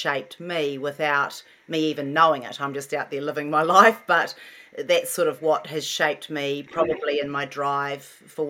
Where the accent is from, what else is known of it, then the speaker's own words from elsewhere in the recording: New Zealand; moved away as an adult; also born or lived in London, United Kingdom / Auckland, New Zealand; now in California, United States; I was born in London, so I always had this thing in me that mum and dad had me overseas. That was sort of part my home. New Zealand was part my home.